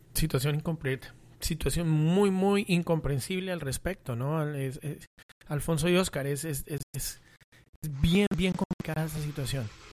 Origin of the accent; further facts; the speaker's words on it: Colombia; moved away; estando fuera del país, aunque soy colombiano